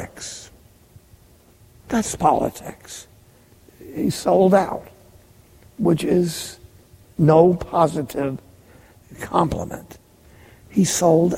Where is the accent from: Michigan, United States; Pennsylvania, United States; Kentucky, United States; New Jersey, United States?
New Jersey, United States; Jersey City; I'm from Jersey City